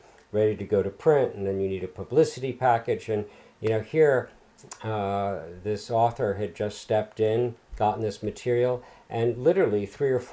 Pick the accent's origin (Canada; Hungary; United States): United States; Long Island, New York; this little town where I grew up on Long Island